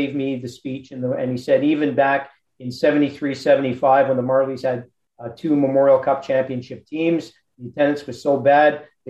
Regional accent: Montreal, Quebec, Canada; moved away; I grew up in the Montreal area.

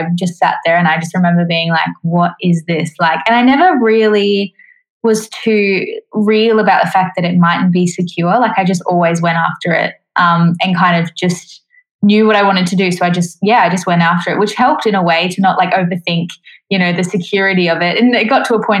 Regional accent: Queensland, Australia; also born or lived in Adelaide, South Australia; I was born in Adelaide and then moved to Queensland when I was quite young

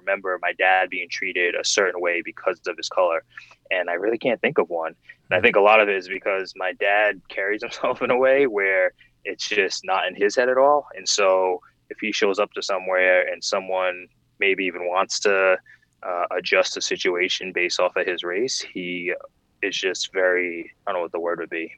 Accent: Providence, Rhode Island, United States; also born or lived in West Warwick, Rhode Island; I grew up in Providence for the first part of my childhood, leading up to I was, I believe, 10

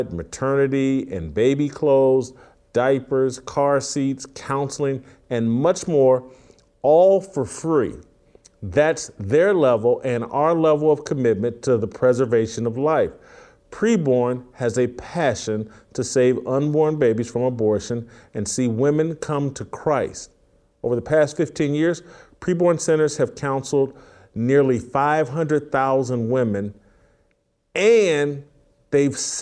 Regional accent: Indianapolis, Indiana, United States; the Indianapolis News, my hometown's afternoon newspaper

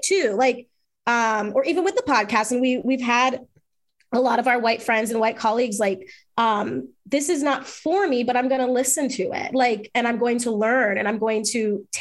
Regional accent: Jamaica; I'm Jamaican and grew up with reggae in my house

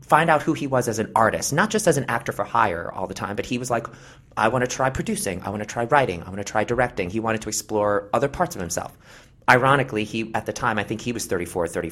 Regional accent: New York City, New York, United States; I grew up in New York City. My parents actually, I'm from Brooklyn

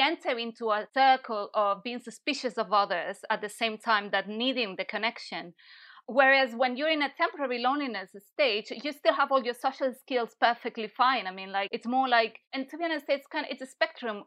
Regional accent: Barcelona, Catalonia, Spain; moved away as an adult; also born or lived in London / Italy; now in Brighton, United Kingdom; I'm from Barcelona, and I've been in the U K for seven or eight years.

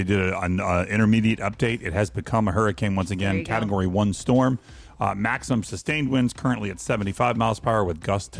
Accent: the Carolinas, United States; I'm from the Carolinas

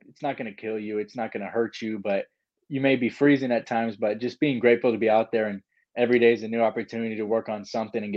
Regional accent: California, United States; I'm from California

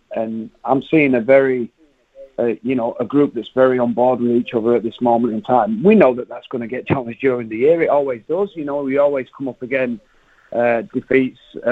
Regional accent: England, United Kingdom; moved away as an adult; now in New Zealand; as an English guy coming in here

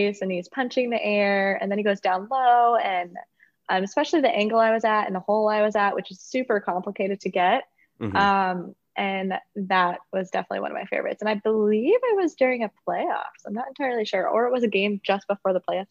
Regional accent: South Dakota, United States; moved away as an adult; also born or lived in Mankato, Minnesota; now in North Carolina, United States; I was born in South Dakota, and that's where my family lives

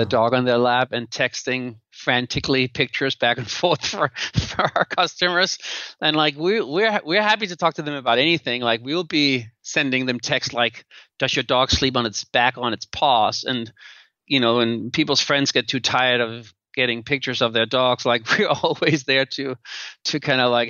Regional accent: Denmark; moved away; And now I'm from Denmark, which is like a very equal society.

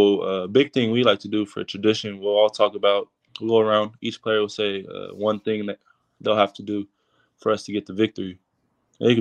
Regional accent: Perris, California, United States; I actually live in Paris.

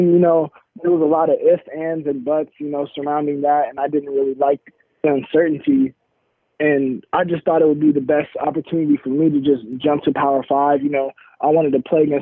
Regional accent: Oregon, United States; Oregon, you know, obviously my hometown team

